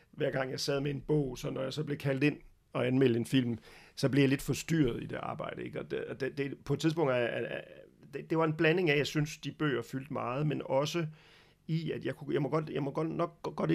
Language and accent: Danish; Brussels, Brussels-Capital Region, Belgium; also born or lived in Denmark; vokset op, kan man sige, øhm, godt nok de første leveår i Danmark, men så øh, blev jeg transporteret som lille dreng til Bruxelles i Belgien, fordi min far skulle arbejde i det, der hed EF dengang.